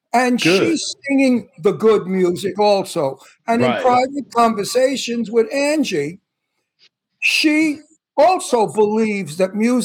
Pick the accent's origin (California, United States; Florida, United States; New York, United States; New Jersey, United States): New York, United States; New York City; I was from Red Hook, Brooklyn.